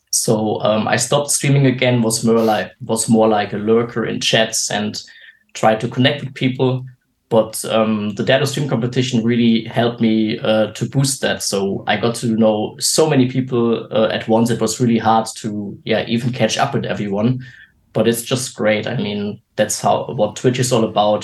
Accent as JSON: {"language": "English", "country": "Germany", "said": "I'm 29 years old and uh, from Germany"}